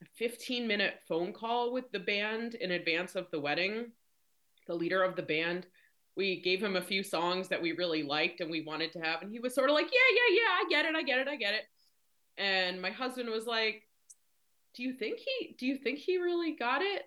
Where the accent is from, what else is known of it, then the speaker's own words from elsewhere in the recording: Rhode Island, United States; moved away as an adult; now in Maryland, United States; I live in Maryland. Um, I'm originally from Rhode Island.